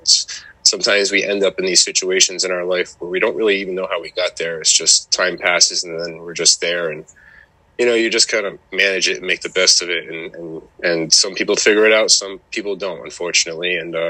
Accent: Connecticut, United States; now in New Hampshire, United States; originally I'm from Connecticut.

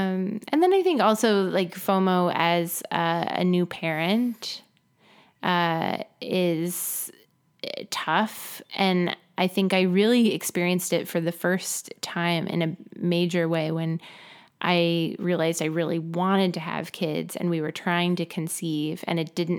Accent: La Crescenta, California, United States; No, I grew up in La Crescenta, just north, well, Glendale, earlier, North Glendale.

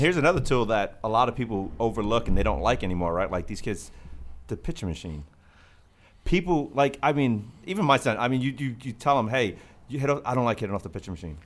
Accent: Northeast, United States; I'm from the Northeast

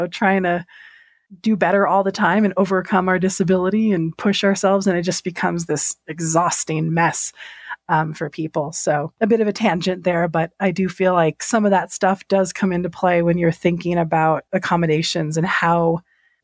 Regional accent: San Antonio, Texas, United States; I come from San Antonio, which is predominantly Hispanic, Latinx. We're mostly Mexican

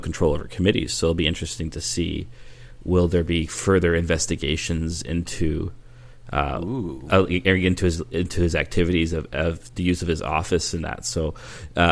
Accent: Canada; being Canadian

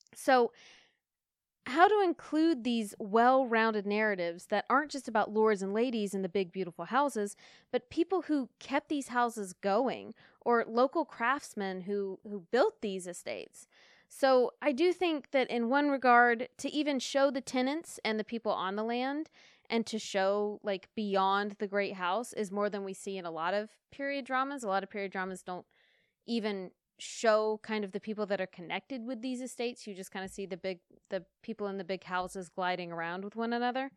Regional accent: Asheville, North Carolina, United States; my hometown in Asheville, North Carolina

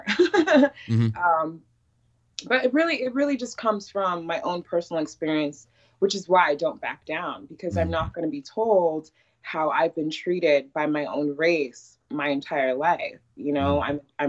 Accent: Iowa, United States; also born or lived in Chicago, Illinois; They decided to keep us, which is my parents in Iowa. So that was when I was 4 and 5. I was born in Chicago

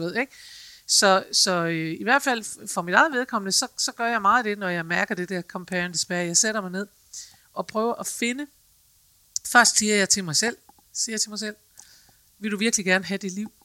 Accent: Aalborg, North Denmark Region, Denmark; jeg er fra Aalborg

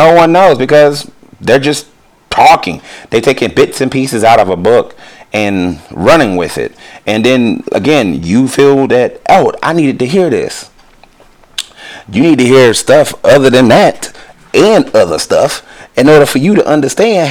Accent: United States; I'm American

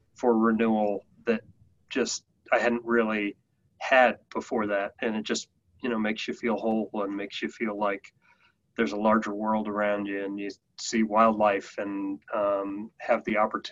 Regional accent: Denver, Colorado, United States; I'm a Coloradan through and through. So I grew up here in Colorado in Denver and have spent pretty much all my life here

